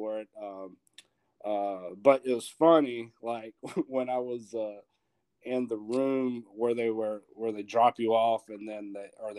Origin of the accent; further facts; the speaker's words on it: North Carolina, United States; accent: North Carolina accent; moved away as an adult; also born or lived in Charleston, South Carolina; now in Aviano, Italy; I'm from North Carolina. Went to college, got my associates